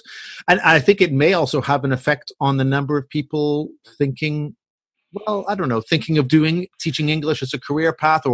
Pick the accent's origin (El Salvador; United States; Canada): Canada; now in Spain; as a Canadian